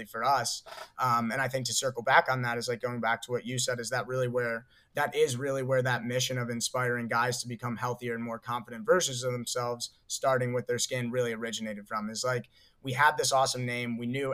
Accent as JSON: {"language": "English", "region": "Ohio", "country": "United States", "tie": "born or raised there", "said": "we're from Ohio. We grew up in Ohio 10 years ago."}